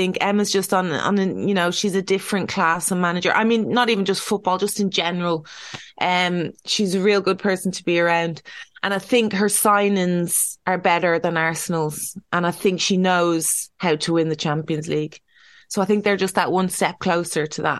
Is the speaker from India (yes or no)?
no; Ireland; we're Irish